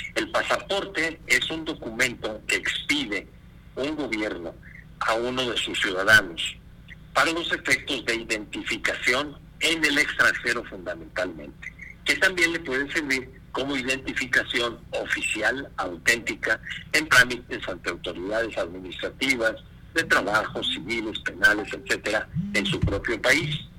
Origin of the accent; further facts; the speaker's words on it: Mexico; aquí en nuestro país